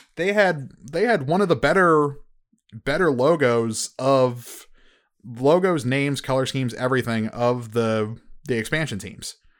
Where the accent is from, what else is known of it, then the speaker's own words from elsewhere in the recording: United States; I'm I'm American